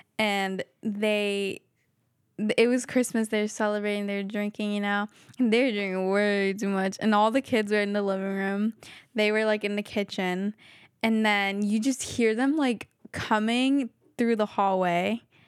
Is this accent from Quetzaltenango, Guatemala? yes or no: yes; Quetzaltenango, Guatemala; Like, Shela and, I don't know how to say the other one. But yeah, Shela.